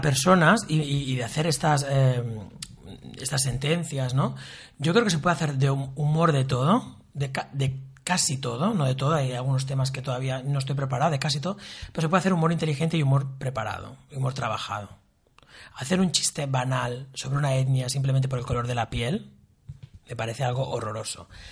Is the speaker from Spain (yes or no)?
yes; Sabadell, Catalonia, Spain; Yo tengo una familia de origen andaluz y extremeño, y mis nací en Sabadell